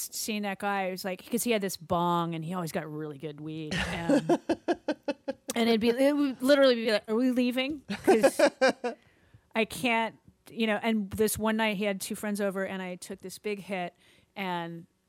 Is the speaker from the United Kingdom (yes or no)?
no; Ireland; Yeah, I'm Irish, so...